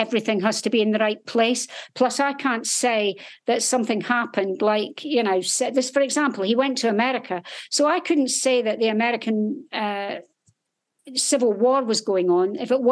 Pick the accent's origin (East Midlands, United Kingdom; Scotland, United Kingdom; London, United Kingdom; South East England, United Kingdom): Scotland, United Kingdom; I was in the military, but I was actually a nurse in the Royal Navy, and I'm from Scotland